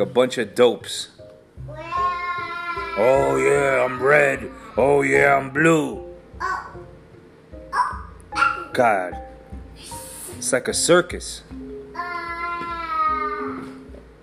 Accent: New York, United States; I'm from New York

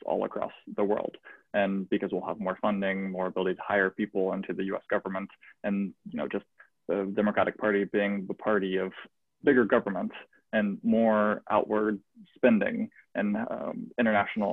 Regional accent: United States

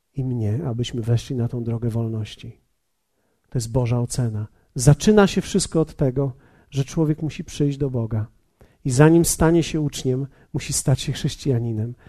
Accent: Poland; Polacy, my jesteśmy tacy dobrzy ludzie

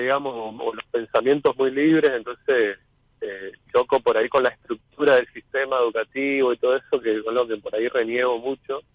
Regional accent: Presidencia Roque Sáenz Peña, Chaco, Argentina; soy el Chaco de Presidencia Roque Sasteña, bien en el centro de, la provincia.

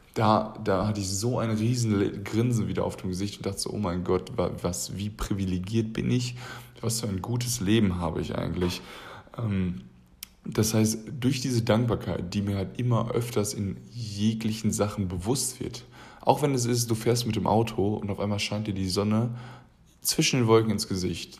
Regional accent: Germany; Wir als Deutsche

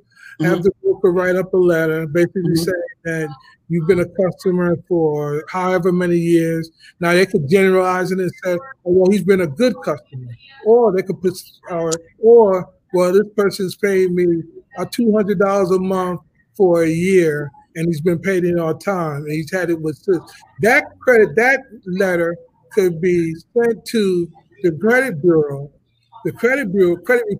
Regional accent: New York, United States; I'm from New York. I graduated, you know, and growing up in New York in the 70s, everybody lived in an apartment

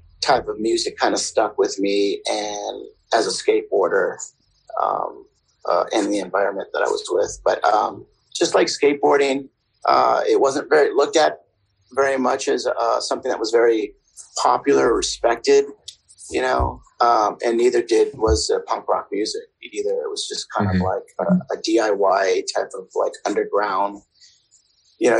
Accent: San Jose, California, United States; I grew up in Silicon Valley, which is in San Jose

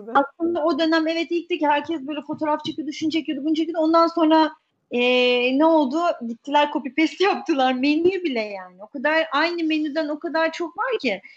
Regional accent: Istanbul, Turkey; İstanbul'da doğdum. Doğma büyüme İstanbul'uyum, E, ee, Ataköy çocuğuyum. Ataköy'de büyüdüm.

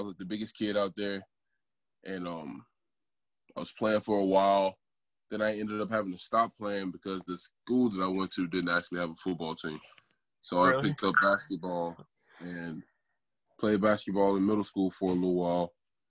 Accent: Memphis, Tennessee, United States; I started off apparently growing up in South Memphis

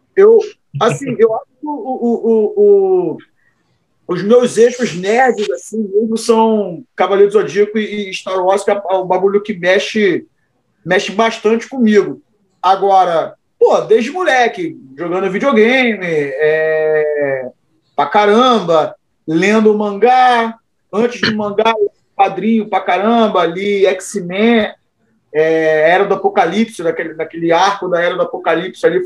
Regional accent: Cabo Frio, Rio de Janeiro, Brazil; eu sou de Itajuru, favela aqui de Cabo Frio. Eu tinha meus amigos, eram da favela ali

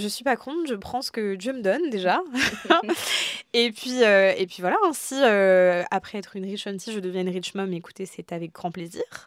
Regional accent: France; also born or lived in Algeria (heritage) / Réunion (heritage); on est français, enfin une nationalité française et je suis très fière aussi de ma culture française

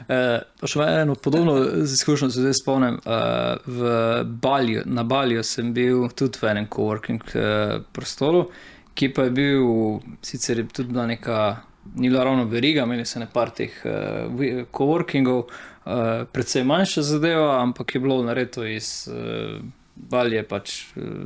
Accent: Slovenia; sem pač začel delati kot uh, eh, slovenc v slovenskem podjetju za tuje naročnike

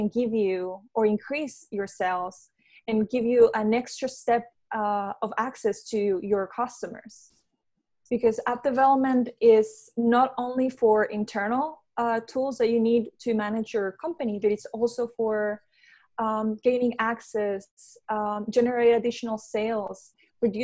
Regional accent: Peru; moved away as an adult; also born or lived in Venezuela; now in Florida, United States; I was born in Venezuela, raised in Peru, and I moved to the U.S. 5 years ago

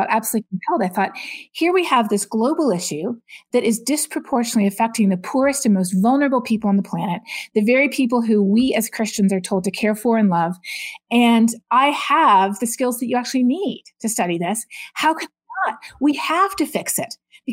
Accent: Canada; Growing up in Canada, you learn about climate change in your geography and your science classes

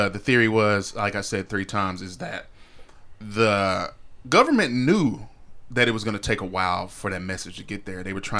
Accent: Texas, United States; growing up in Texas, growing up in and seeing Juneteenth being celebrated my whole life

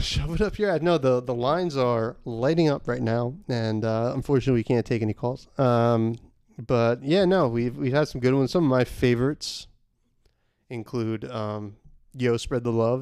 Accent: the Hamptons, New York, United States; we're from the Hamptons

